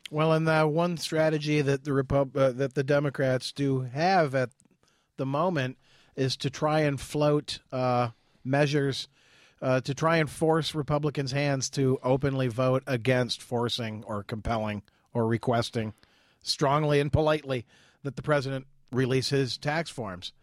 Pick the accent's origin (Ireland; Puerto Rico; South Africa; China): Ireland; as an Irishman